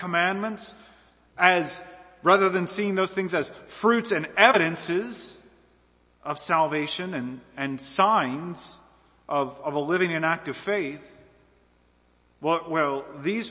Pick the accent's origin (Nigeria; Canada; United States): United States; American Southeast; I'm from the Southeast, right? The American Southeast.